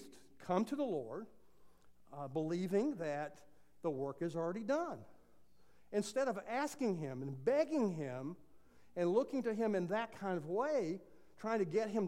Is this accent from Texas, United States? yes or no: yes; Texas, United States; I'm a Texan, so we say it differently